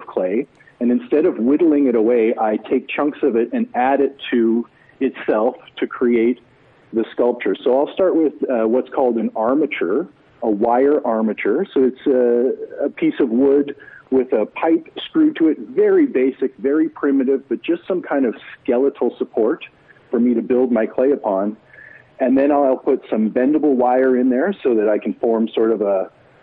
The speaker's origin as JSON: {"language": "English", "town": "Edmonton", "region": "Alberta", "country": "Canada", "tie": "born or raised there", "said": "I'm a hometown boy. I was born in Edmonton. I grew up here. I remain here for my career"}